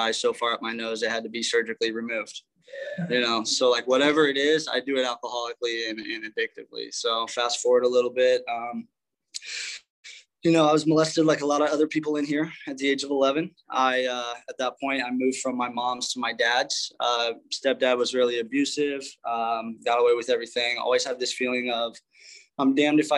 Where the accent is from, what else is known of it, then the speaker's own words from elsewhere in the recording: Indianapolis, Indiana, United States; I grew up in Indianapolis. That's where I'm originally from.